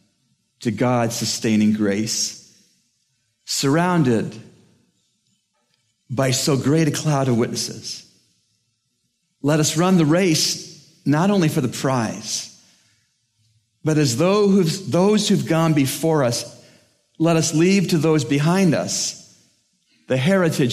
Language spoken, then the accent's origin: English; Toronto, Ontario, Canada; I'm from Toronto, Canada